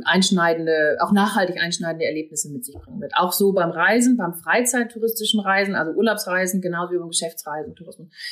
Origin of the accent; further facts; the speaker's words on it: Northern Germany, Germany; now in Hamburg, Germany; Und ich komme dann auch noch aus dem Norden gebürtig